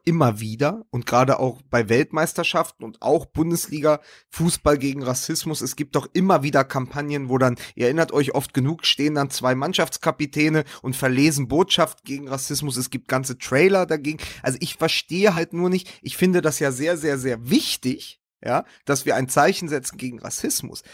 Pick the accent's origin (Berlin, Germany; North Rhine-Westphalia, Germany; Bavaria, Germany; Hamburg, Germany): Berlin, Germany; als Berliner und ja auch Hertha-Fan